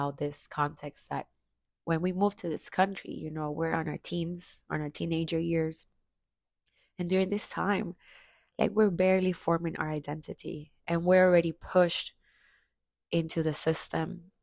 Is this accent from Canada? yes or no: no; Chiclayo, Lambayeque, Peru; now in United States; I finally got a chance to go to my hometown, which I hadn't gone back to since before the pandemic